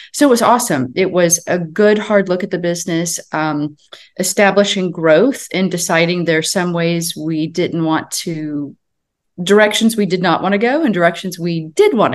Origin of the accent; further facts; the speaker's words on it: Chicago, Illinois, United States; also born or lived in Wichita, Kansas; I was born and raised in Chicago for the most part, and then lived with my grandparents during the summers, and they lived just outside Wichita, Kansas